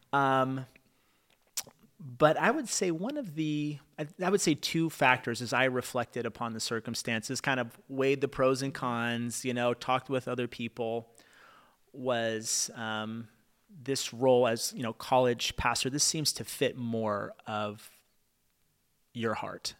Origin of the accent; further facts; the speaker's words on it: Fremont, California, United States; also born or lived in Oakland, United States / Davis, United States / Benicia, United States; I was born in Oakland. I moved to Fremont. I went to school in Davis, which is like an hour and a half away, which is like the furthest I've ever lived away